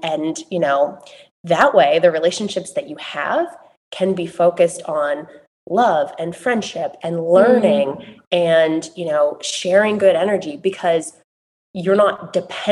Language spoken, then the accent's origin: English; Massachusetts, United States; I grew up in Massachusetts, as you said, in a very rural community, small town America